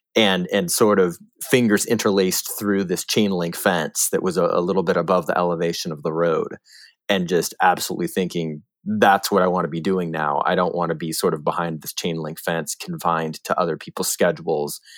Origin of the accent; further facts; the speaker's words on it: Northern California, United States; growing up in Northern California